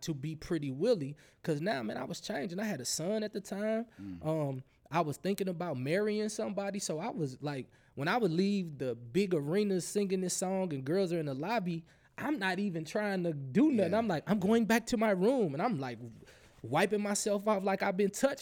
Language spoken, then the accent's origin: English; Berkeley, Missouri, United States; I grew up in what some would call the hood, Berkeley, Missouri